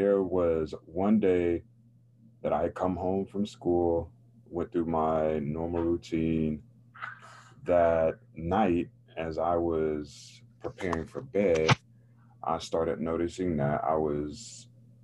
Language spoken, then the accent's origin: English; Raleigh, North Carolina, United States; I grew up in North Carolina, in Raleigh, North Carolina, which is the capital city of the state